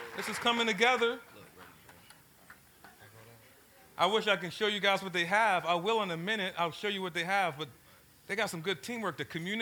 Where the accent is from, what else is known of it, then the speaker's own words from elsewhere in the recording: Baltimore, Maryland, United States; So I grew up in South Baltimore, grew up in a place called Cherry Hill